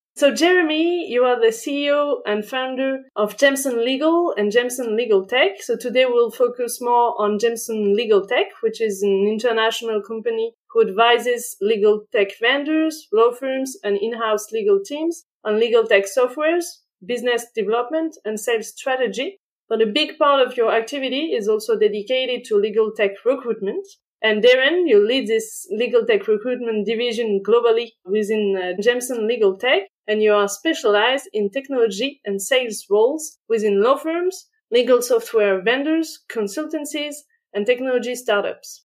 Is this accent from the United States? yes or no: no; France; accent: French; English is a second language; as you will certainly guess from my accent, I am French